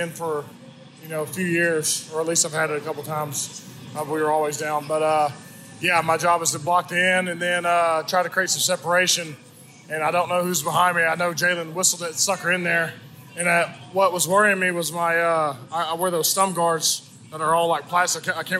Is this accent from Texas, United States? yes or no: yes; East Texas, United States; I'm from East Texas.